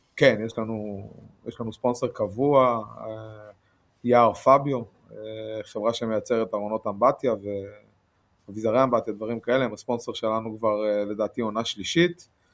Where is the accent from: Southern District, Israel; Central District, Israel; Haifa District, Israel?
Central District, Israel; Rehovot; אני מרחובות